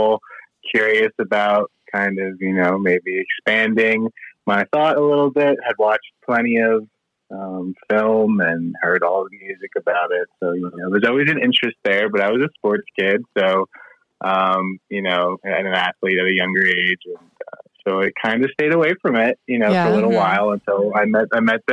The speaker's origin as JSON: {"language": "English", "area": "outside of Philadelphia", "region": "Pennsylvania", "country": "United States", "tie": "born or raised there", "also_born_or_lived": "Virginia", "moved": "as an adult", "lives_now": "Colorado, United States", "said": "I grew up outside of Philadelphia."}